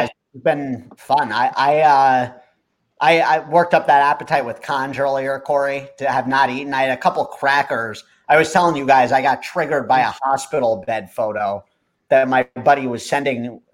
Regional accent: Watchung, New Jersey, United States; we grew up in Watchung

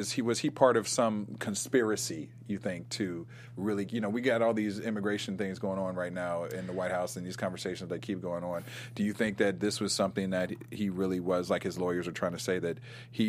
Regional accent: Ohio, United States; moved away; also born or lived in New York; I mean, I'm from Ohio, but I lived in New York for a long time.

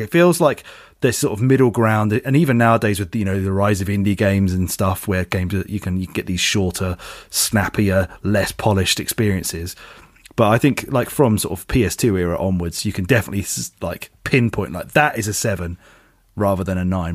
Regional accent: United Kingdom; we are British

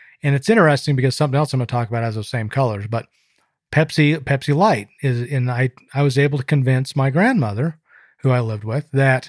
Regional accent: Salt Lake City, Utah, United States; I grew up in Salt Lake City and we were a Mormon family.

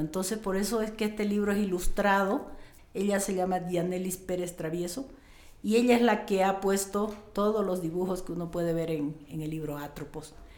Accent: Riberalta, Beni, Bolivia; me pusieron el nombre del hospital donde yo nací

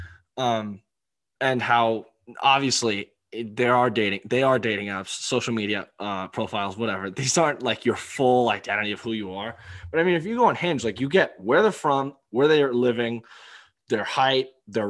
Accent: Maryland, United States; I'm from Maryland

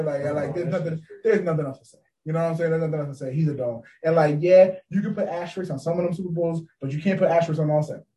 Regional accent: New Jersey, United States; I'm from New Jersey

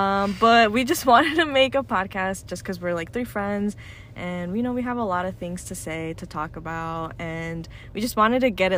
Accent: Arizona, United States; I am 23 years old. I'm an Arizona native. I've lived here my whole life.

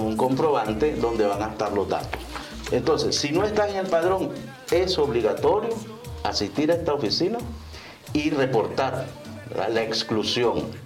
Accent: Nicaragua; como nicaragüenses

